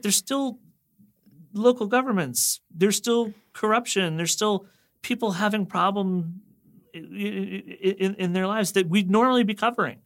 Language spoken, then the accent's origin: English; Reston, Virginia, United States; I actually am from the town in Virginia where the hot zone took place.